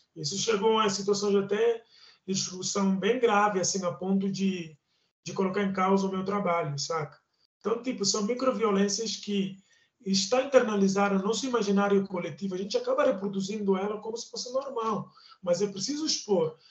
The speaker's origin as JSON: {"language": "Portuguese", "country": "Guinea-Bissau", "moved": "yes", "lives_now": "Brazil", "said": "eu sou da Guiné-Bissau, eu, eu pertenço à etnia Balanta da Guiné-Bissau"}